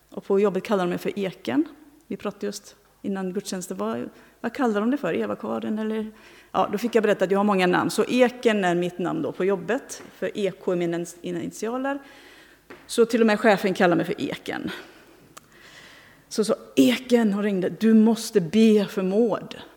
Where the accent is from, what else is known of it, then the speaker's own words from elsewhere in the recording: Tanzania; now in Sweden; Bland annat en i Tanzania i det område där jag växte upp.